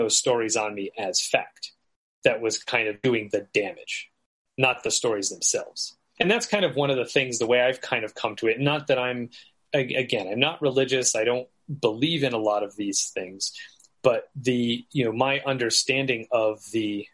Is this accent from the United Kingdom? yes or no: no; United States; as an American